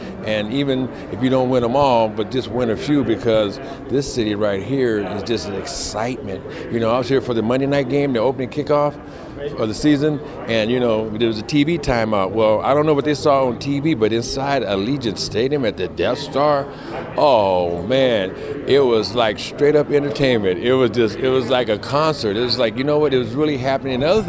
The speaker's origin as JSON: {"language": "English", "town": "Santa Rosa", "region": "California", "country": "United States", "tie": "born or raised there", "said": "when I was a kid growing up in Santa Rosa"}